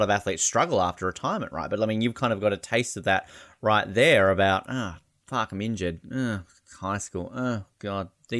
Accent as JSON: {"language": "English", "country": "Australia", "also_born_or_lived": "Canada", "said": "as an Australian"}